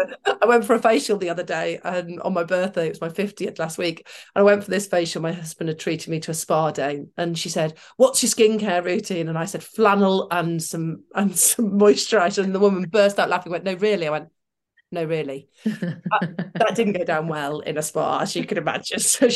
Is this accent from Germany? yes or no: no; Manchester, North West England, United Kingdom; But I grew up in Manchester, working class, mother, teacher, dad, carpet fitter, then ran his own business.